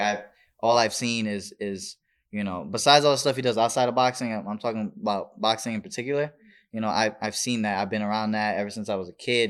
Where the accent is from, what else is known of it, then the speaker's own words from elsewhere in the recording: Las Vegas, Nevada, United States; also born or lived in Bronx, New York; born and raised in Vegas, but, um, I went to New York a lot